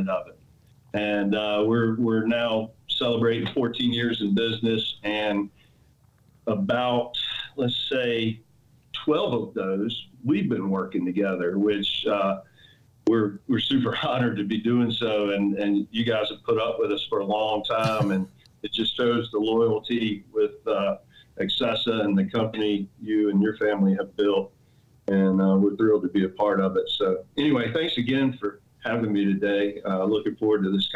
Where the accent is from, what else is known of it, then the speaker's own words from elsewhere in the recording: Elizabeth City, North Carolina, United States; moved away; I'm from Eastern North Carolina, small town called Elizabeth City, North Carolina